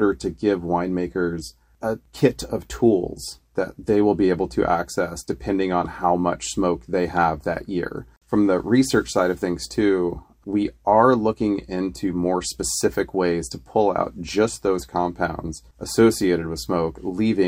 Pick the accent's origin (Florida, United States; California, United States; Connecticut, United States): Florida, United States; moved away as an adult; I came from Florida, where there's not a lot of vineyards